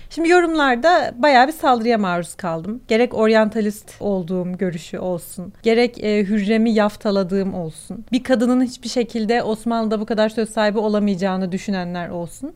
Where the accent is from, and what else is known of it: Turkey; accent: Turkish